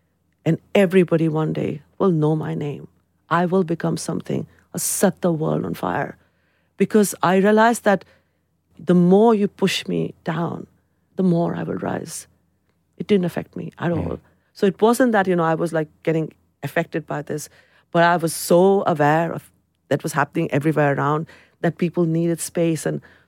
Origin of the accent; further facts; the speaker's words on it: London, United Kingdom; I'm a Londoner. My identity is to the city. I belong to the city. The city belongs to me. So if it is about countries, then it is India. But there is something about London.